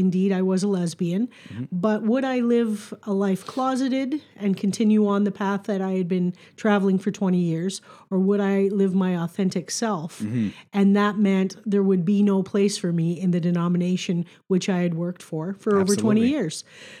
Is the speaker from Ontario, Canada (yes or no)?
yes; Welland, Ontario, Canada; also born or lived in Fort Erie; I grew up in Welland Font Hill up until I was about 12, and then we moved to Fort Erie. But so this was like coming home to me.